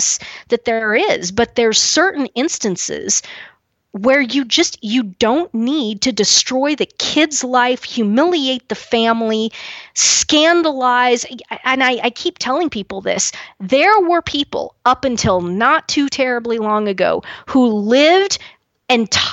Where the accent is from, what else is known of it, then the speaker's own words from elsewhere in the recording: Kansas, United States; where I'm from in Kansas